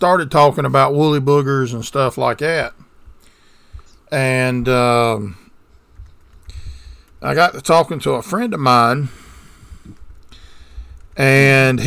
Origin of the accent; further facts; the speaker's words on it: the South, United States; We're from the South.